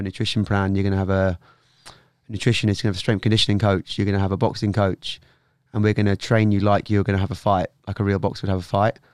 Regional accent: Norwich, East of England, United Kingdom; moved away as an adult; also born or lived in London; I was from Norwich originally.

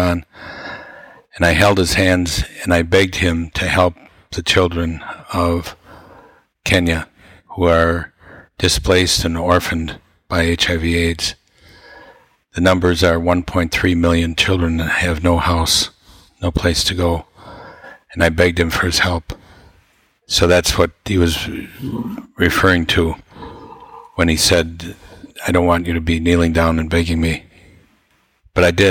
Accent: Wausau, Wisconsin, United States; we came from an average family in Wausau, Wisconsin

